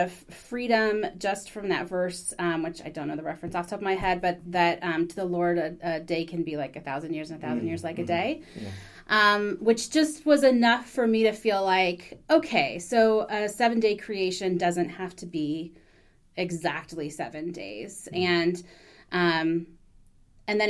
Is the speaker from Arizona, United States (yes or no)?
yes; Phoenix, Arizona, United States; moved away as an adult; I grew up in Phoenix, Arizona